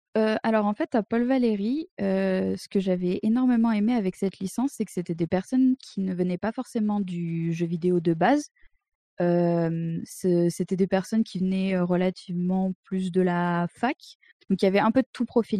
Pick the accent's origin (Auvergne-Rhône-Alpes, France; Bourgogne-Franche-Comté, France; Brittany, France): Auvergne-Rhône-Alpes, France; Drôme, near Montélimar; moved away as an adult; now in Berlin, Germany; je viens de la Drôme profonde, un petit patelin à côté de Montélimar.